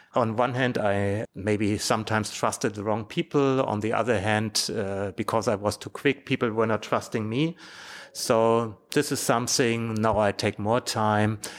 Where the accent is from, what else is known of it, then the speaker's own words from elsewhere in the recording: Germany; In Europe, in Germany, my home country